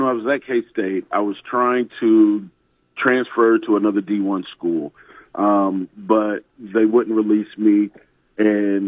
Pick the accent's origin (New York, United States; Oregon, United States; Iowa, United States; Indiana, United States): Iowa, United States; I was born and raised in Iowa